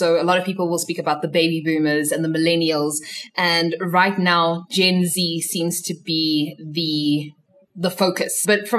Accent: South Africa; also born or lived in Zimbabwe; I was born in Zim, raised in South Africa.

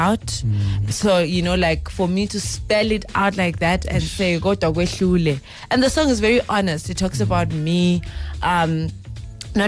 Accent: Zimbabwe; I grew up in Zimbabwe. I'm originally from Zimbabwe.

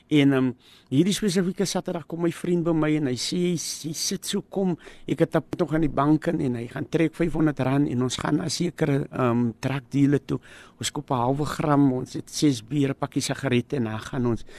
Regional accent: Cape Town, Western Cape, South Africa; ek het groot geword in Mitchells plain tafelsig

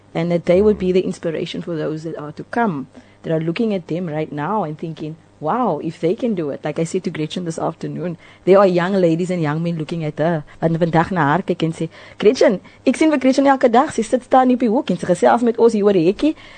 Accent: Cape Town, Western Cape, South Africa; also born or lived in Mitchells Plain; Ek is eintlik 'n inboorlinge van Delft ons het uit Mitchells Plain het getrek op die ouderdom

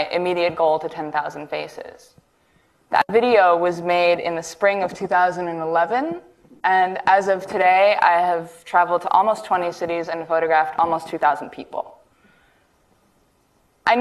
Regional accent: New York City, New York, United States; I'm an artist born and raised in New York City.

